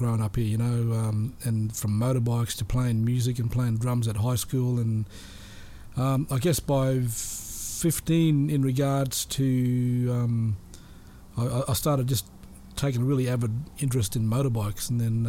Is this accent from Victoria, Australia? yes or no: no; Cairns, Queensland, Australia; I'm a local born and raised in Cairns, so I did all my schooling here. I went to Cairns North, Cairns State High School.